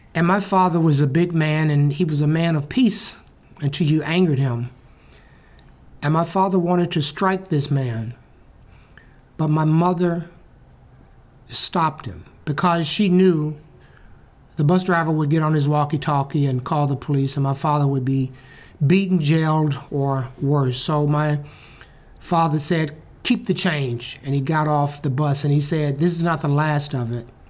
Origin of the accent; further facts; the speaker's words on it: Birmingham, Alabama, United States; Birmingham, Alabama, my hometown